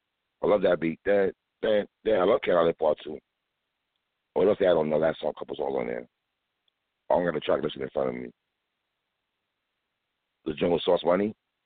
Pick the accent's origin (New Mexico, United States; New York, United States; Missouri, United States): New York, United States; New York City; I'm from Brooklyn